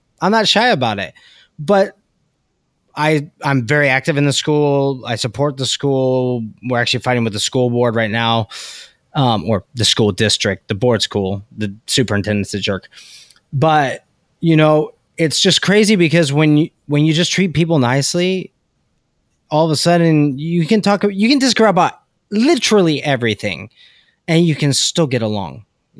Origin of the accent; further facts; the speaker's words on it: California, United States; Nope. I live in the Bay Area. I'm from California.